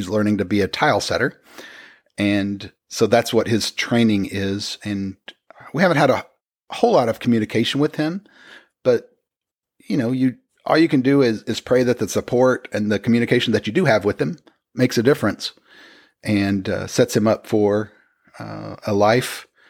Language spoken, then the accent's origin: English; Oklahoma, United States; also born or lived in Texas / Washington; But Oklahoma doesn't really count because we're from Oklahoma. So anytime you move back there, it doesn't count as...